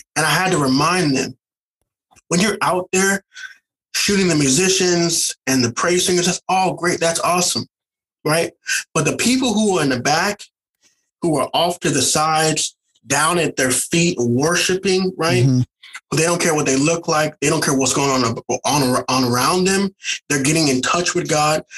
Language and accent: English; St. Louis, Missouri, United States; moved away as an adult; also born or lived in the South; now in California, United States; I'm originally from St. Louis, Missouri